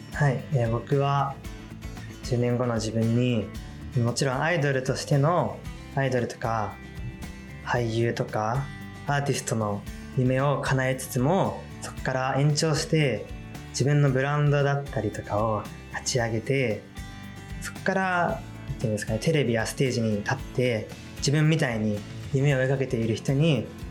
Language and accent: Japanese; Meguro, Tokyo, Japan; 僕は東京都の目黒区出身